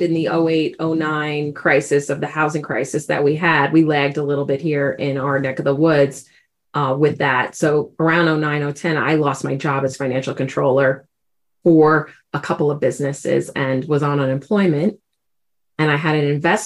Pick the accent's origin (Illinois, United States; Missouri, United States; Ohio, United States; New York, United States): New York, United States; New York City; accent: New York; moved away as an adult; now in Colorado, United States; I grew up in New York City, so every once in a while, you'll definitely hear a little New York accent going in there. I've lived out in Colorado for 17 years, but still haven't lost some of that accent.